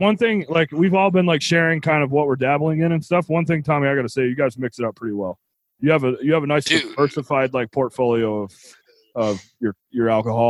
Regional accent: Tennessee, United States; I was born in Tennessee

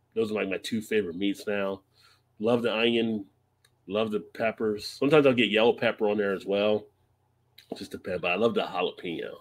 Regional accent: East Coast, United States; I'm from the East Coast

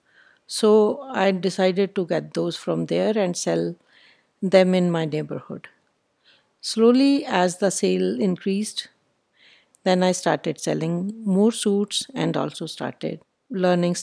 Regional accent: Patiala, Punjab, India; I am from Patiala

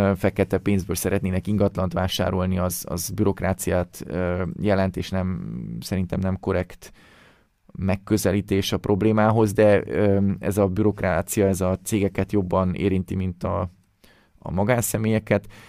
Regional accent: Hungary

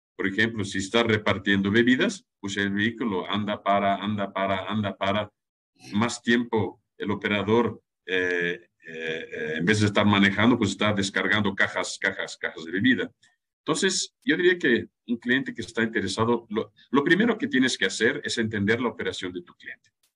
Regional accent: Germany; now in Mexico; yo soy alemán

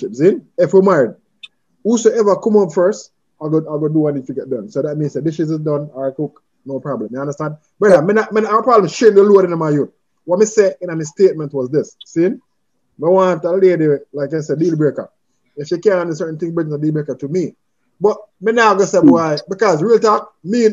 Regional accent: Jamaica; I and I is from the island called Jamaica

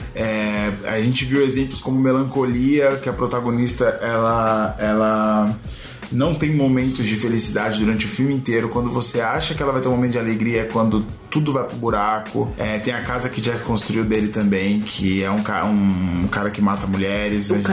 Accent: São Paulo, Brazil; nascido e crescido em São Paulo, na Zona Oeste

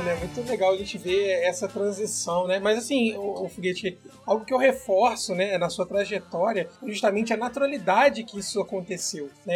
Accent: Rio de Janeiro, Brazil; nós somos cariocas

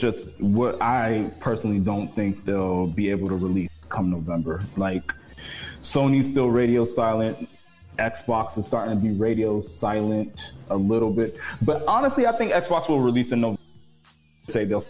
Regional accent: Miami, Florida, United States; I'm from Miami, so it's like, you know.

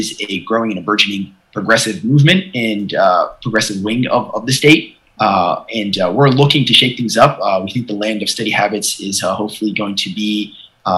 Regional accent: Libya; now in Connecticut, United States; the first Libyan-American to run for Congress, and I was born in Libya

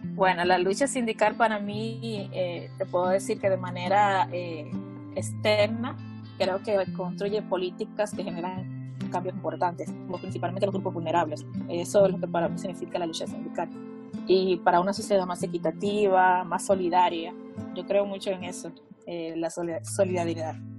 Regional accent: Santo Domingo, Distrito Nacional, Dominican Republic; soy de República Dominicana.

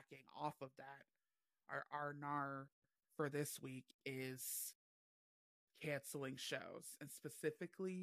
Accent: Cleveland, Ohio, United States; I am from Cleveland, Ohio

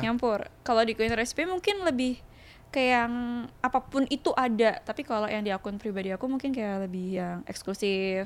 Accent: Sidoarjo, East Java, Indonesia; moved away as an adult; now in Surabaya, Indonesia; Sebenarnya aku tuh lahir di Sidoarjo, terus besar di Sidoarjo sampai S M A aku di Sidoarjo

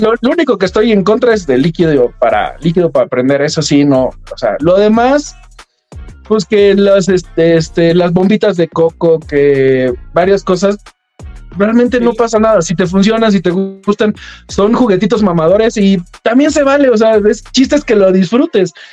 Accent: Mexico

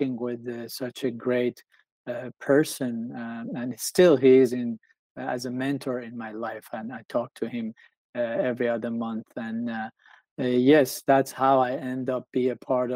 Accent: Tehran, Tehran Province, Iran; now in United States; I grew up in Tehran, which is the capital of Iran.

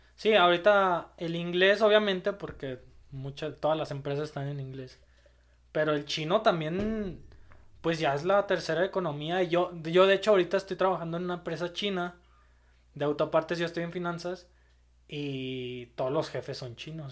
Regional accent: Mexico; pues no soy colombiano, soy mexicano.

